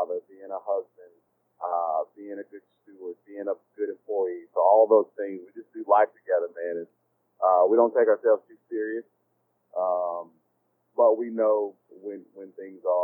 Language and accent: English; Denver, North Carolina, United States; Nobody's going to know the town that I'm from, but I'll tell you anyway. Denver, North Carolina